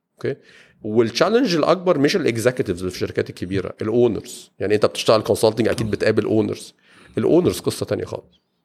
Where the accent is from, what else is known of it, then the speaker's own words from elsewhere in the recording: Egypt; عندنا في مصر